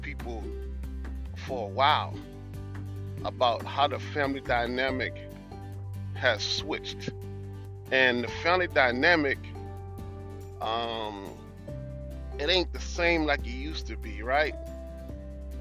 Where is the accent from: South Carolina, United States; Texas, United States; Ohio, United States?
South Carolina, United States; Hollywood; I grew up in South Carolina, down in a place called Edisto's, Hollywood, South Carolina.